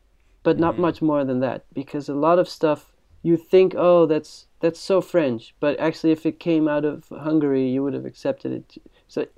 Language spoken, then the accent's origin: English; Netherlands; I think often in the Netherlands, people don't know I'm from the Netherlands. But I think in the US, they know I'm from somewhere else.